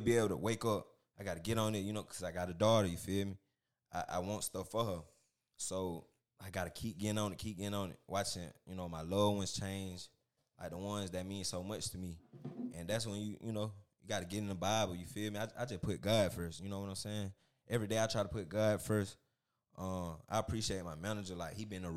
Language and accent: English; Macon, Georgia, United States; I'm from Macon